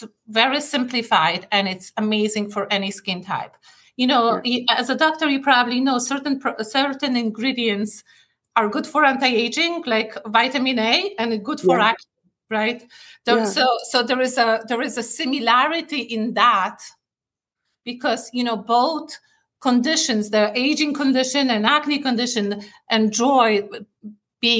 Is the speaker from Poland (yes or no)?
yes; Poland; moved away as an adult; also born or lived in Paris, France; now in United States; Growing up in Poland